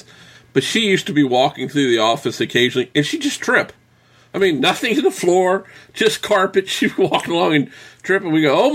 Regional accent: southeastern United States, United States; I am from the South, southeastern United States

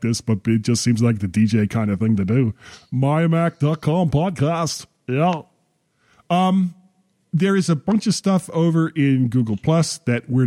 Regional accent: Fort Lauderdale, Florida, United States; I grew up in Fort Lauderdale, Florida

